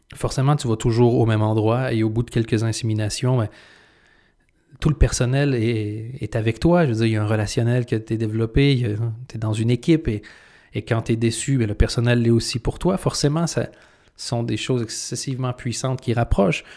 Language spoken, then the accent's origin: French; Canada; now in Belgium; j'ai deux nationalités. Je suis canadien et je suis belge. Quand je suis devenu belge